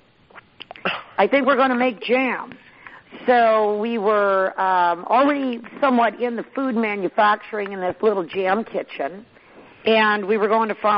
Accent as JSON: {"language": "English", "town": "Sonoma", "region": "California", "country": "United States", "tie": "born or raised there", "lives_now": "Gridley, United States", "said": "Grew up in Sonoma"}